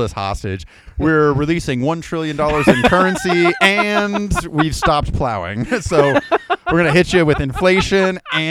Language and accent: English; Idaho, United States; I grew up here in Idaho.